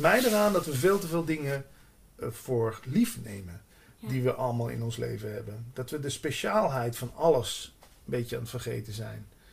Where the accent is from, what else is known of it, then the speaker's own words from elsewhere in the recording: Limburg, Netherlands; moved away as an adult; also born or lived in Hilversum; ik kom uit Limburg